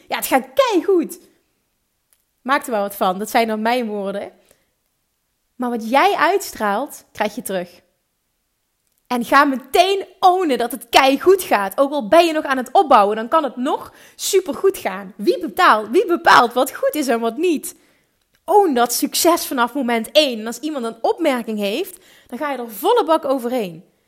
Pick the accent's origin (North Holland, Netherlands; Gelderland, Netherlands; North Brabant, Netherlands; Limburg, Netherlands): Limburg, Netherlands; accent: Limburgish; mijn eigen Limburgse accent